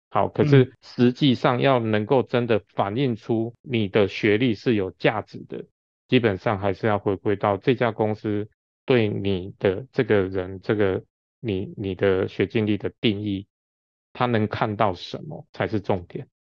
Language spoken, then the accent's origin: Chinese; Taiwan; 我们台湾是一个小岛型的国家